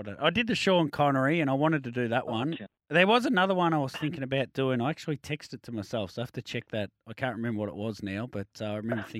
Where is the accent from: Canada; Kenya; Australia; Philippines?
Australia